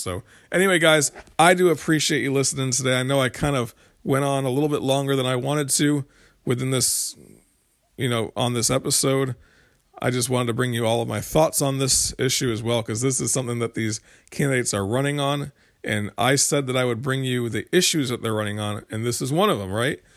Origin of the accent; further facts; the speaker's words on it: United States; we're American